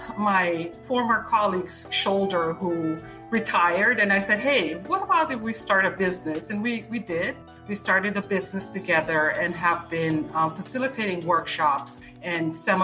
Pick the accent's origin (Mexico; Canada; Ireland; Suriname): Suriname; first language Dutch; English is a second language; moved away as an adult; now in South Florida, United States; I grew up in Suriname, which is in South America, used to be Dutch Guyana. So my native language is actually Dutch.